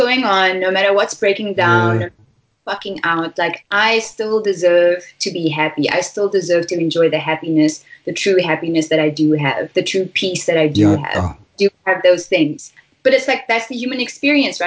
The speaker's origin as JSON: {"language": "English", "town": "Stellenbosch", "region": "Western Cape", "country": "South Africa", "tie": "born or raised there", "said": "I'm from Stellenbosch, and I'm born and bred"}